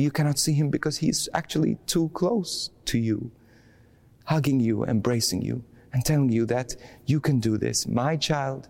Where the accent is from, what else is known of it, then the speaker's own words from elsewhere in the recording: Bendigo, Victoria, Australia; I'm from Bendigo.